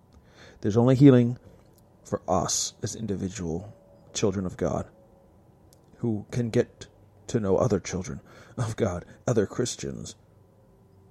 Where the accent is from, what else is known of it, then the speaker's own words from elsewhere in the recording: United States; I am an American